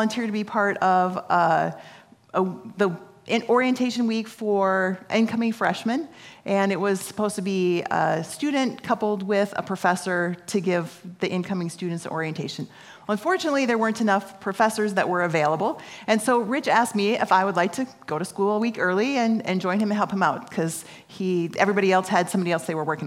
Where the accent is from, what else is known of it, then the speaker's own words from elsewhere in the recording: Apple Valley, United States; I grew up in Apple Valley